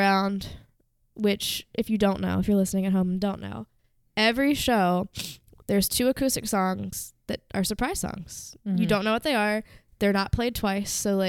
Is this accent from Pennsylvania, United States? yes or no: yes; Philadelphia, Pennsylvania, United States; And all I have to say is, I'm from Philly.